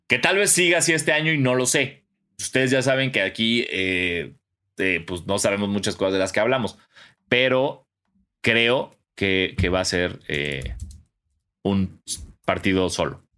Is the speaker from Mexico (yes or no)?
yes; Mexico; de México.